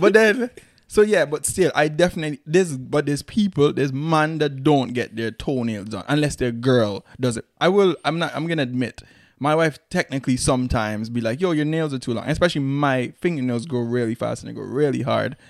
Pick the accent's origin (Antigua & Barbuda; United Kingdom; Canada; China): Antigua & Barbuda; moved away; growing up in Antigua